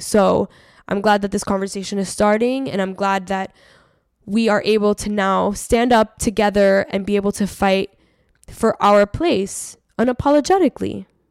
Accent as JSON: {"language": "English", "town": "Miami", "region": "Florida", "country": "United States", "tie": "born or raised there", "said": "I grew up in Miami where the dominant Hispanic ethnic group is Cuban"}